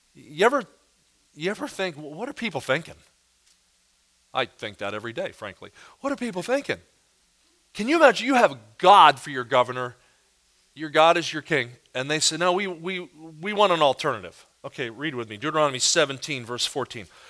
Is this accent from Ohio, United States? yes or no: no; near Philadelphia, Pennsylvania, United States; now in Kansas City, United States; I live in Kansas City, but I, but I grew up near Philadelphia